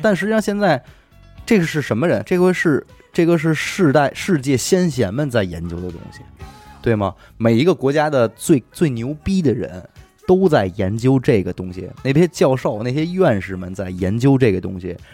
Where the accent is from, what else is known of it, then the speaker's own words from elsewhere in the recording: China; 我们中国人压力这么大